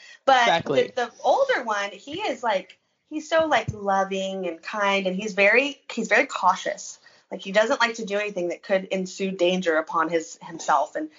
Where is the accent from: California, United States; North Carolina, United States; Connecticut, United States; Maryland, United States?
California, United States; moved away; I grew up in California